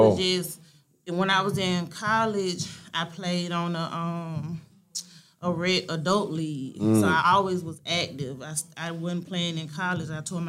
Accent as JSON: {"language": "English", "town": "Greenville", "region": "Georgia", "country": "United States", "also_born_or_lived": "LaGrange, Georgia / Savannah, Georgia", "said": "I'm from Greenville, Georgia."}